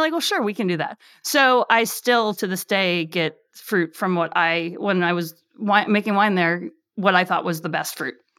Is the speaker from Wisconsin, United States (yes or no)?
yes; Sheboygan, Wisconsin, United States; also born or lived in Madison, Wisconsin; I grew up in Sheboygan, Wisconsin, of all places.